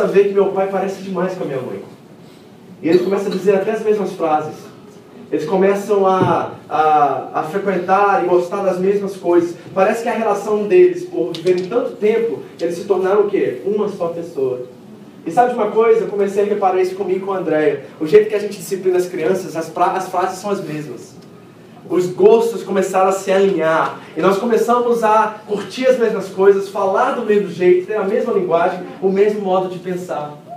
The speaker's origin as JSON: {"language": "Portuguese", "region": "Rio de Janeiro", "country": "Brazil", "said": "Eu não sou mineiro, né, gente? Eu sou carioca"}